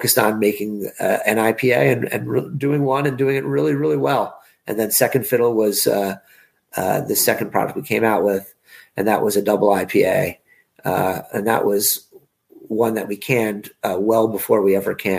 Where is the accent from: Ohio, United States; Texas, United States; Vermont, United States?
Vermont, United States; I'm from Vermont.